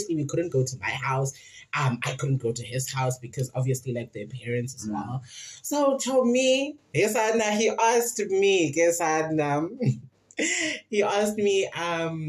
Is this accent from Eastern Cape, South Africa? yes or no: yes; Queenstown, Eastern Cape, South Africa; in Queenstown, my hometown.